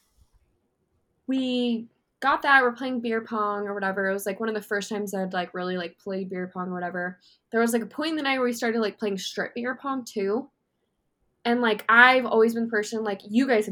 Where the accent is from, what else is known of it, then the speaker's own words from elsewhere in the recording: Las Vegas, Nevada, United States; I came from Vegas.